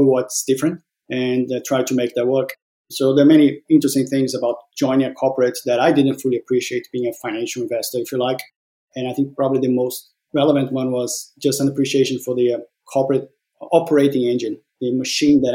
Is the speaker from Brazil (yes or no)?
yes; Brazil; moved away as an adult; also born or lived in Australia; now in Denmark; born and raised in Brazil. In my early 20s, moved to Australia, lived there for 17 years, and then have been now for the last 5 years in Denmark.